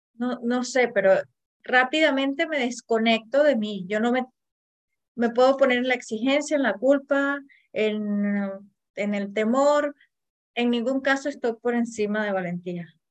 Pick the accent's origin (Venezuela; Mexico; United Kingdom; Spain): Venezuela; yo que soy venezolana